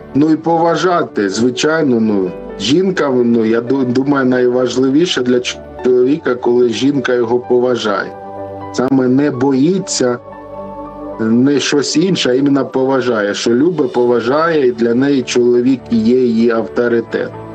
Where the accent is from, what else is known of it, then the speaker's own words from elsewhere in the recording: Luhansk Oblast, Ukraine; moved away as an adult; now in Lviv, Ukraine; ми родом з Луганщини, а зараз живемо у Львові за тисячу кілометрів від батьків